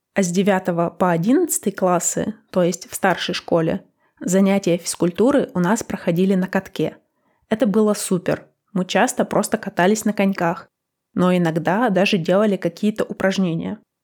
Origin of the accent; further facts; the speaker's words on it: Northern Urals, Russia; moved away; Я выросла на Северном Урале.